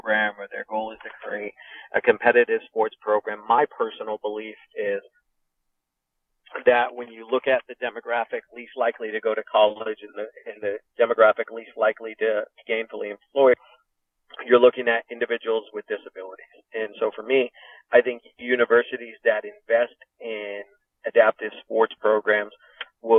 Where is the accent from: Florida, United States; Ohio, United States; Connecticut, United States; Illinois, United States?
Connecticut, United States; this is my home state